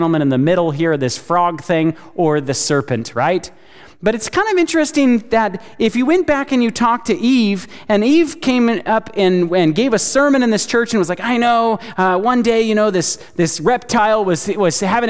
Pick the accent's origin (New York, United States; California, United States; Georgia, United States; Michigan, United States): California, United States; now in Chattanooga, United States; I live in Chattanooga. I live in the Bible Belt, right? I'm from California.